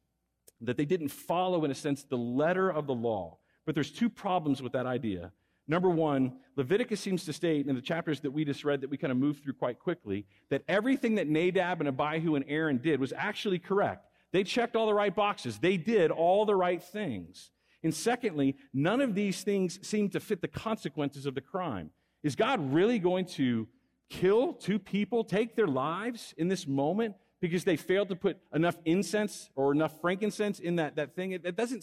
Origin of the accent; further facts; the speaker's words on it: Texas, United States; moved away as an adult; now in Fresno, United States; I'm a Texan. I grew up in Texas.